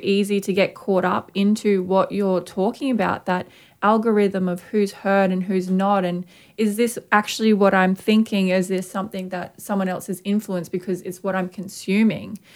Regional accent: Brisbane, Queensland, Australia; a young Aboriginal artist and particularly female artist growing up in Mianjin

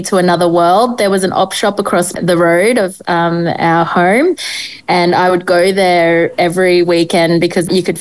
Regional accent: Cairns, Queensland, Australia; I was brought up in Cairns in far north Queensland

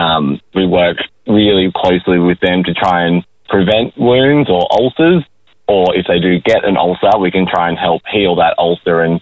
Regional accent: Forster, New South Wales, Australia; moved away as an adult; now in Gold Coast, Australia; I'm a Koori who grew up in Foster, Tuncurry in New South Wales, and then I studied up on the Gold

